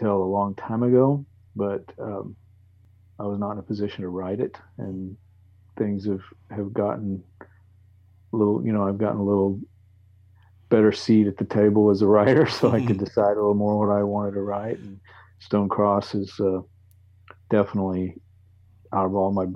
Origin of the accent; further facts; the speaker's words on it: Texas, United States; moved away as an adult; also born or lived in Alaska; I grew up in Texas, and I remember going to a state fair in Dallas